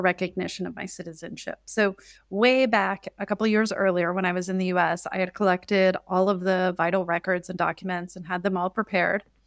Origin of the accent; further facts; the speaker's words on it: Midwest, United States; moved away as an adult; also born or lived in China; now in Sicily, Italy; back in the United States, I'm from the Midwest